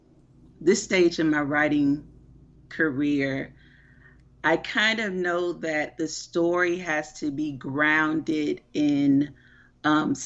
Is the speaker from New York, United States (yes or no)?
no; Miami, Florida, United States; I am originally from Miami, Florida